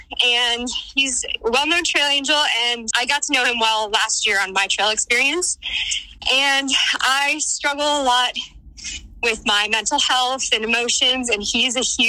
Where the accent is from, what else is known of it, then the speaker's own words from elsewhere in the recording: Boston, Massachusetts, United States; now in Utah, United States; I'm from the Boston area, but I live in Utah now.